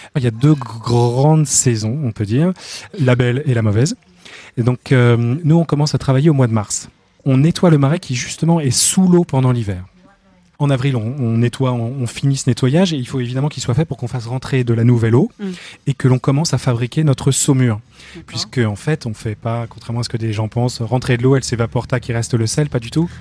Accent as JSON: {"language": "French", "area": "Finistère", "region": "Brittany", "country": "France", "said": "je suis breton du Finistère"}